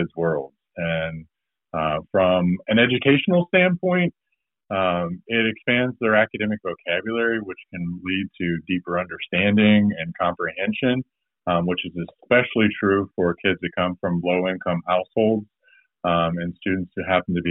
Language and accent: English; Southwest Ohio, United States; I'm from Southwest Ohio, lived here my whole life.